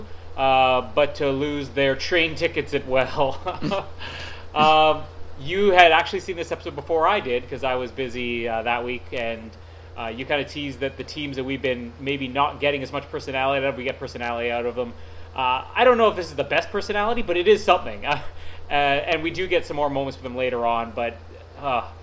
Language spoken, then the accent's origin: English; Winnipeg, Manitoba, Canada; my hometown of Winnipeg